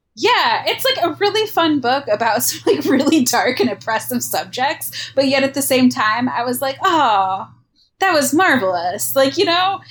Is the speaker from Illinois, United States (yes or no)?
no; Michigan, United States; moved away as an adult; also born or lived in Iowa; just moved. from Iowa back to my home state of Michigan